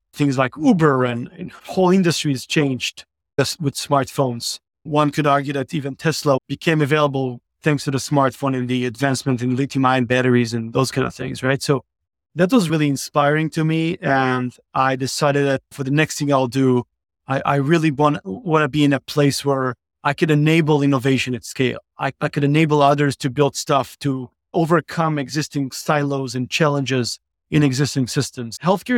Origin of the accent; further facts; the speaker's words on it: Israel; So I grew up in Israel, started a few companies back early on after my university time.